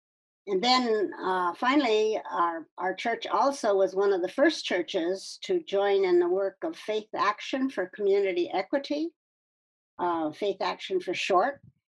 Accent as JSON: {"language": "English", "region": "California", "country": "United States", "tie": "born or raised there", "also_born_or_lived": "Ningbo, China / Washington State", "said": "I was born in Ningpo in East China in 1936. So that makes me 86 years old. Most people think I'm in my 60s or 70s. My father was a medical missionary. And we left China in 1948, and I grew up in California and Washington State."}